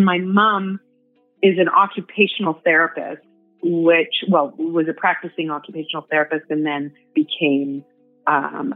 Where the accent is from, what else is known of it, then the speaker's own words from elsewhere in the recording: Toronto, Ontario, Canada; I'm from Toronto, Canada.